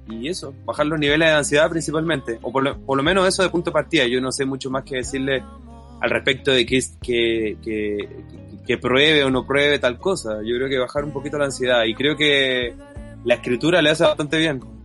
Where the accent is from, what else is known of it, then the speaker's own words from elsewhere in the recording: Chile; yo soy de Chile